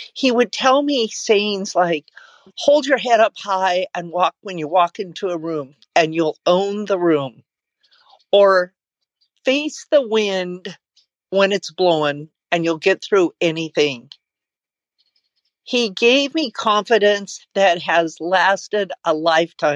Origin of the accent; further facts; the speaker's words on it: Oregon, Idaho side of Jordan Valley, United States; I grew up on the Idaho side of Jordan Valley, Oregon.